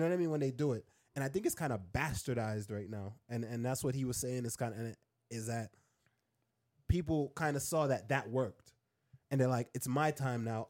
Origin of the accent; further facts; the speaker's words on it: Jamaica; moved away; also born or lived in Queens, New York, United States; I grew up in Jamaica, then I came and I lived in, I lived in Queens